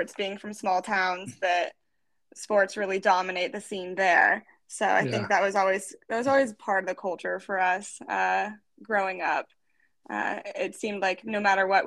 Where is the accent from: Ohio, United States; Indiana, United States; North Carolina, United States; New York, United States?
Indiana, United States; Fishers; moved away as an adult; we grew up in Fishers, Indiana